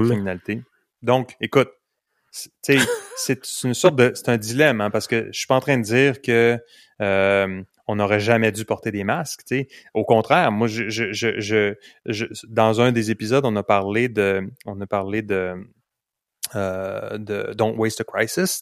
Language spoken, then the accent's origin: French; Canada; Je suis un bon Canadien